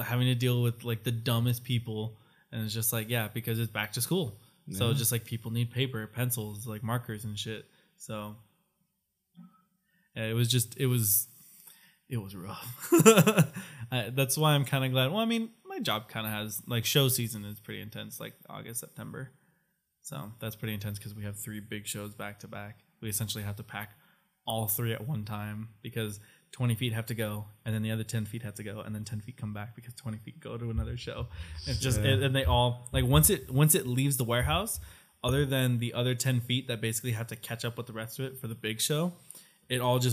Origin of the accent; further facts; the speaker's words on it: Southern California, United States; all of us California kids